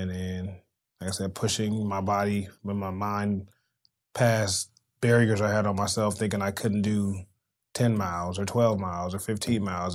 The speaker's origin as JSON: {"language": "English", "town": "Los Angeles", "region": "California", "country": "United States", "said": "I am from South Central, an underserved community"}